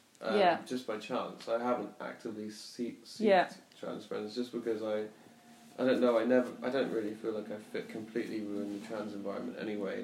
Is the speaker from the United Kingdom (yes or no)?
yes; Basingstoke, South East England, United Kingdom; moved away as an adult; also born or lived in Brighton; now in Berlin, Germany; as a kid, I grew up in Basingstoke